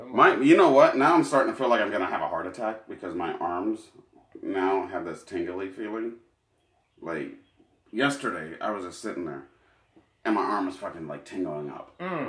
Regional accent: Canada; Oh, I loved it. I'm Canadian.

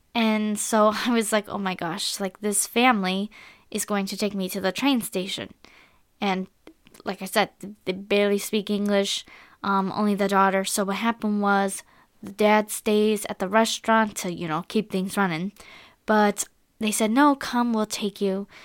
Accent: United States; I am an American girl

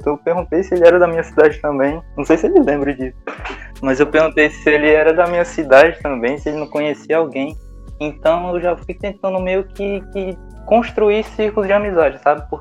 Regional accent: Quixeramobim, Ceará, Brazil; eu sou de, de outra cidade, né? Sou de Quixerambim.

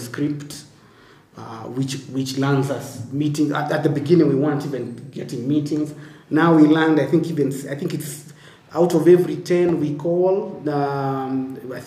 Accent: Kenya

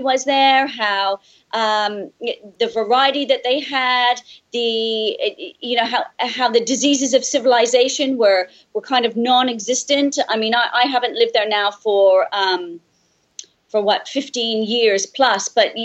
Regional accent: Canada; moved away; growing up in Canada, we have such very strong seasons

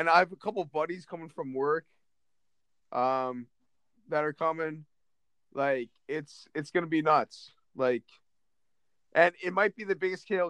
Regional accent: Bloomsburg, Pennsylvania, United States; all of my friends from like my hometown, like the Bloomsburg kid group

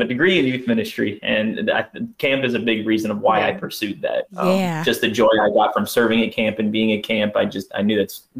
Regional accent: Berwick, Pennsylvania, United States; moved away as an adult; now in Virginia, United States; for anybody listening out there. I'm from Berwick, Pennsylvania. I grew up there my entire life.

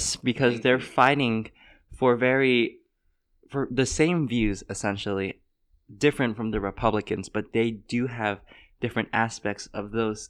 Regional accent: United States; I'm Asian. I'm Chinese American.

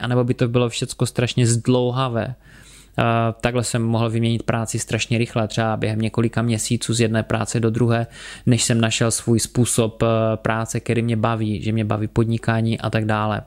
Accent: Czechia; u nás

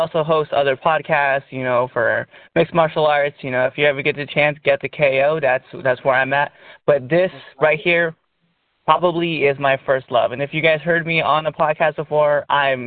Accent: Nebraska, United States; me and Antonio. We come from Nebraska

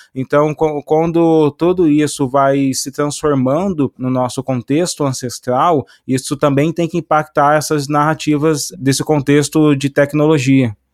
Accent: Cruzeiro, São Paulo, Brazil; eu nasci na divisa com Minas

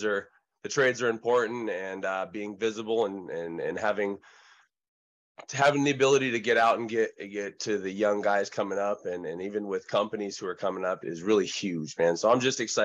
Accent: Oregon, United States; from Monterey to Clearwater to Utica and then to Oregon, ultimately where we settled 30 years ago in 1990

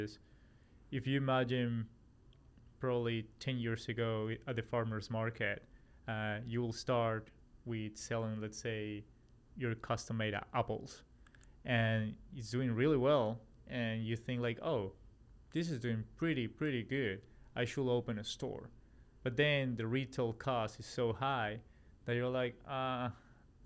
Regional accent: Colombia; also born or lived in Australia / New York, United States / Raleigh, North Carolina, United States; now in Los Angeles, United States; I'm originally from Colombia, South America, and then live in Australia. I'm from Australia, moved to the US in 2015

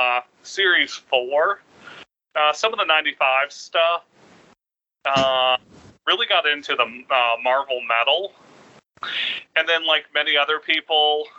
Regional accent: Florida, United States; also born or lived in Atlanta, Georgia; now in Clarkston, United States; I was born in Atlanta, but raised down in Florida, and all my family's in Florida

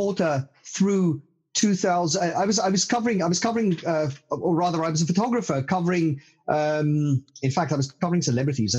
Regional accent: South Africa; now in London, United Kingdom; I grew up a stone's throw away from the South African gold fields in central South Africa

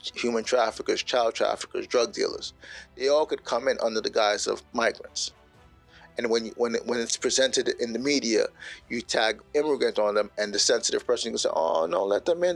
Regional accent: New York City, New York, United States; moved away; my time growing up in Bushwick, Brooklyn

